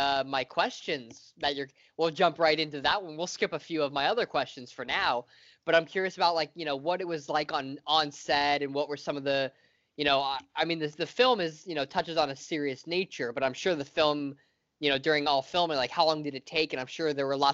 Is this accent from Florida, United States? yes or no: yes; Florida, United States; now in Los Angeles, United States; I live in LA now as well, but I'm originally from Florida